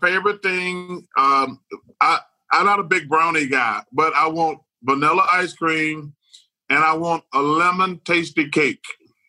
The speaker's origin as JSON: {"language": "English", "region": "Alabama", "country": "United States", "tie": "born or raised there", "said": "I grew up in Alabama"}